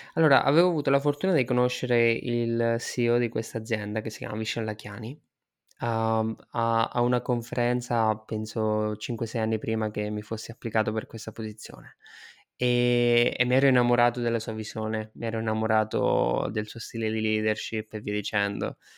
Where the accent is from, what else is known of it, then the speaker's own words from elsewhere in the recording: Marche, Italy; moved away as an adult; also born or lived in India / London / Malaysia / Spain; sono un marchigiano, sono partito dall'Italia